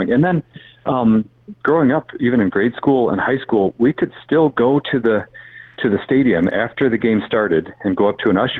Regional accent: South Bend, Indiana, United States; moved away as an adult; now in Pensacola, United States; I grew up in South Bend

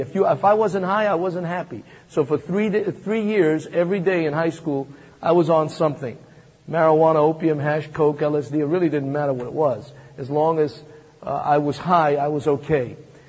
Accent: Manhattan, New York, United States; also born or lived in Thessaloniki, Greece; I came from Macedonia, Thessaloniki. You may have read the first and second book of Thessalonians. That's my hometown. That's where I was born. And then I came here when I was about 8 and grew up in the streets of Manhattan.

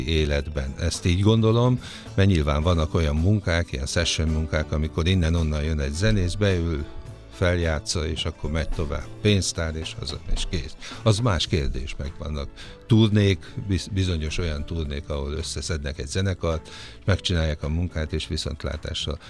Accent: Sopron, Győr-Moson-Sopron, Hungary; én Soproni vagyok, és aztán ott az osztrák rádióban

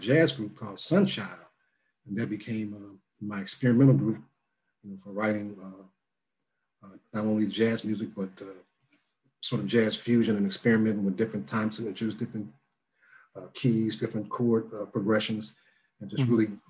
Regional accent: Louisville, Kentucky, United States; also born or lived in Cincinnati; And my mother had gone to Kentucky State because we're from Louisville, Kentucky prior to Cincinnati.

